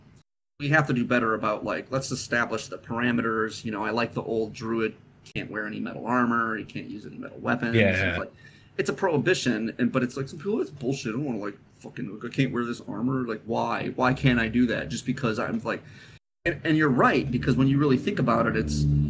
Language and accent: English; Midwest, United States; Matt and I come from the Midwest